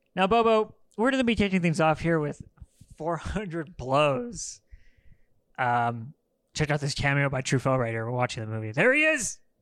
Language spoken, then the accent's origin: English; Los Angeles, California, United States; I'm from Los Angeles